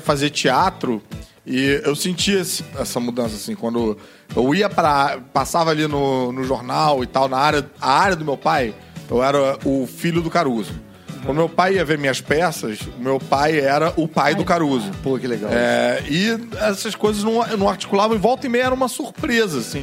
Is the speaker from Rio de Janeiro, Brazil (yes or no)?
yes; Rio de Janeiro, Brazil; eu que vivi a vida inteira no Leblon